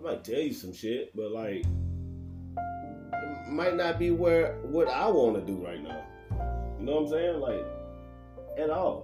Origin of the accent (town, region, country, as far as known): United States